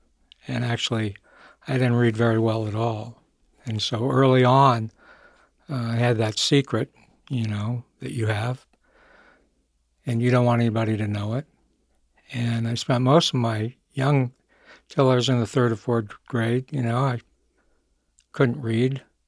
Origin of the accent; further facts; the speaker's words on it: Michigan, United States; Well, I grew up in Michigan. I was born there.